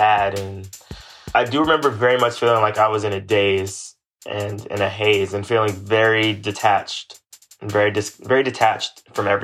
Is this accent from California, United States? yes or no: yes; Los Angeles, California, United States; West LA kid all my life